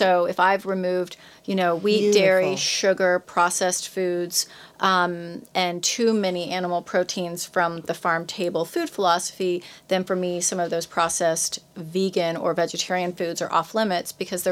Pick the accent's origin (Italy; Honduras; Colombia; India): Honduras; moved away; also born or lived in Mexico; I was not born in the United States. I was born in Central America. I was born in Honduras.